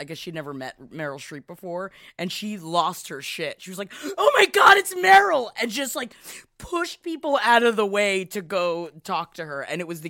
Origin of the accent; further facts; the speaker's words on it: the South, United States; I'm from the South, y'all